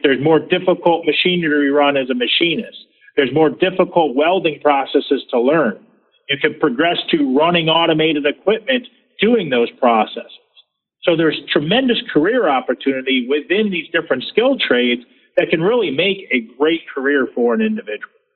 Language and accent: English; Michigan, United States; I grew up in Michigan